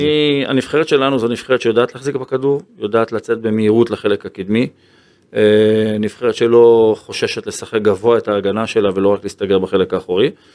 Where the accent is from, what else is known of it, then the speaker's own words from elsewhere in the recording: Ashdod, Southern District, Israel; כילד שגדל באשדוד